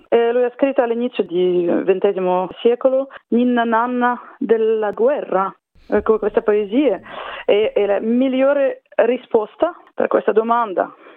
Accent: Saint Petersburg, Russia; Italian is a second language; also born or lived in Paris, France; now in France; sono cresciuta a San Pietroburgo

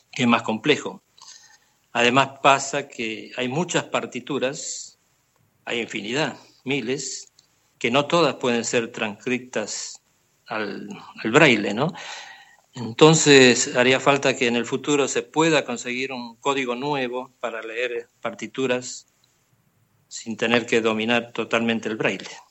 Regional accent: Argentina; moved away as an adult; now in Barcelona, Spain; he resido en Barcelona hace 22 años, pero procedo de Argentina. Hice toda la carrera musical en Argentina

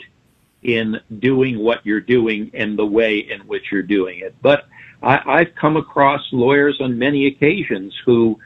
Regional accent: Long Island, New York, United States; I grew up on Long Island.

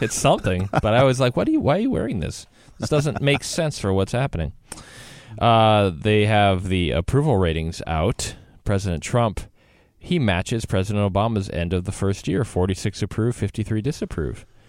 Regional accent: Wisconsin, United States; I grew up in Wisconsin

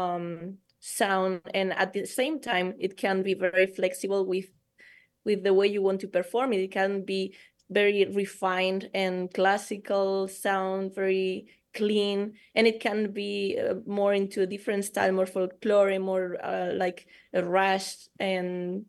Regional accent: Eibar, Basque Country, Spain; my hometown in Spain. It's called Eibar. It's a small city in the Basque Country.

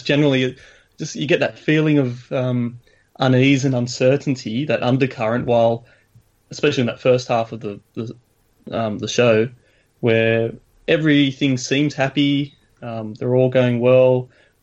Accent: Sydney, New South Wales, Australia; I'm from Sydney, Australia

